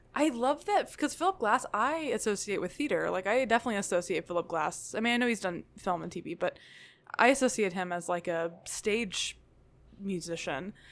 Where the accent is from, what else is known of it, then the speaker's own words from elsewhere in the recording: Tennessee, United States; also born or lived in Nashville; I grew up in Tennessee